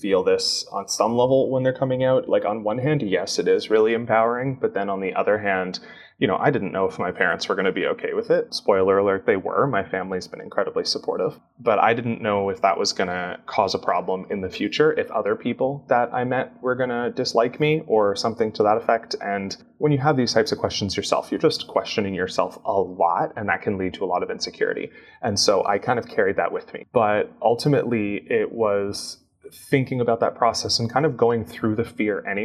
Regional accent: Canada; I'm Canadian.

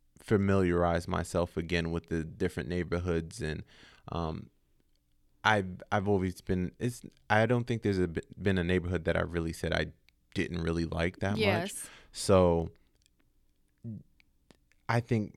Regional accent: Atlanta, Georgia, United States; I was a young male growing up in Atlanta

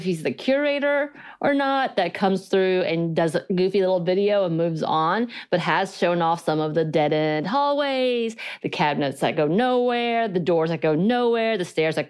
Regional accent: South Korea; accent: Korean; English is a second language; I think mine's because of my Korean accent. Like I don't have one anymore, but growing up younger, I did trying to learn English.

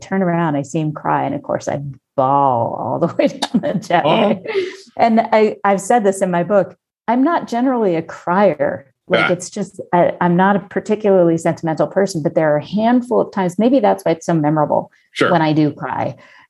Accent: Colorado, United States; moved away as an adult; also born or lived in Washington, D.C.; You know, I was from Colorado.

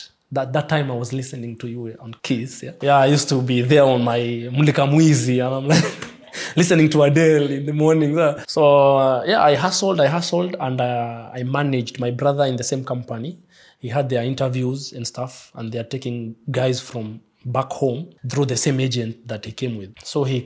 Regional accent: Ngong, Kajiado County, Kenya; moved away as an adult; also born or lived in Nairobi, Kenya; now in Dubai, United Arab Emirates; I'm from Nairobi, Kenya, but not specifically Nairobi, from Ngong Town, Ngong Hills.

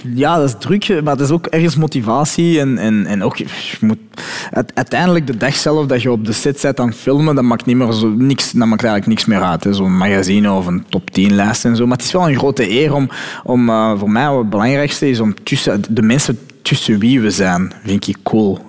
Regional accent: Belgium; also born or lived in Morocco (ancestry); ik ben gewoon een Belg zoals iedereen.

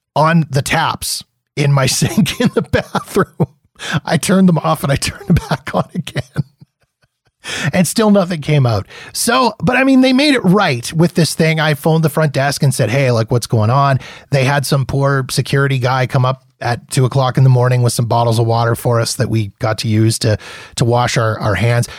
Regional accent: Manitoba, Canada; also born or lived in Saskatchewan / Ontario; now in Alberta, Canada; I grew up in Manitoba

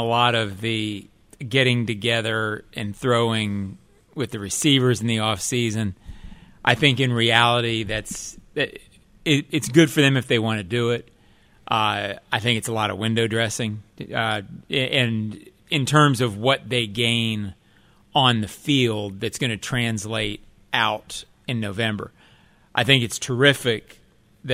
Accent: Jacksonville, Florida, United States; I'm from Jacksonville. {S2} Yes. {S3} So I grew up on the Suns.

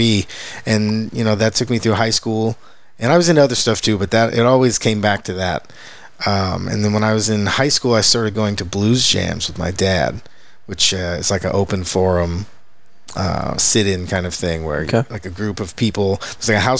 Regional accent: Pilot Point, Texas, United States; as a kid, I grew up in Pilot Point, which okay. is way up north, on a quarter horse commute.

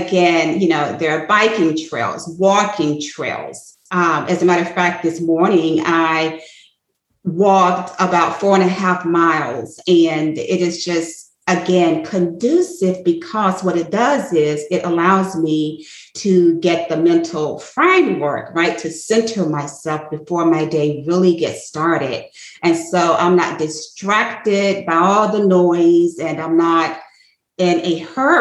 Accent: Atlanta, Georgia, United States; now in Bluffton, United States; I grew up in Atlanta, Georgia

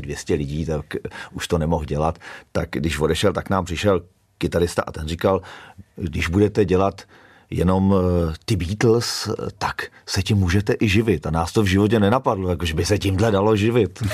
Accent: Kladno, Central Bohemian Region, Czechia; moved away as an adult; now in Kamenné Žehrovice, Czech Republic; já jsem vyrůstal eh, v Kladně Rozdělově, což je vlastně jakoby ta nejzápadnější část.

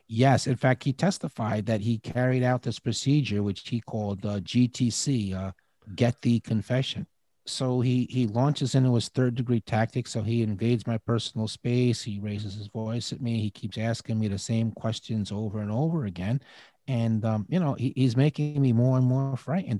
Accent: Peekskill, New York, United States; I was living in Peekskill. It's in, in Westchester County, New York

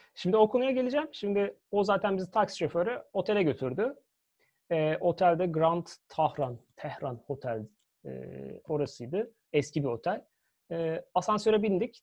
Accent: Turkey; ben de Türk'üm.

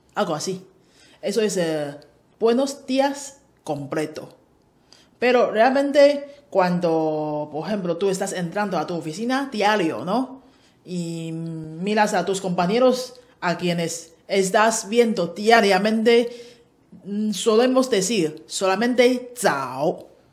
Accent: Taiwan; de Taiwán

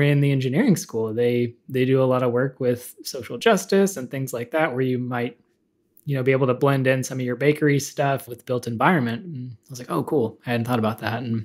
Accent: Dallas, Texas, United States; also born or lived in Houston, Texas; my background is I am originally from Dallas. I was born in Houston, but got out of there as quickly as possible

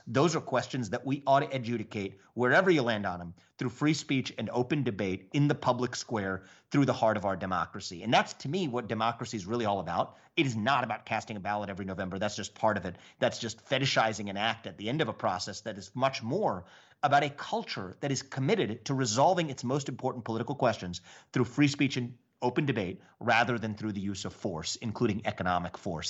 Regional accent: Southwest Ohio, United States; growing up in Southwest Ohio

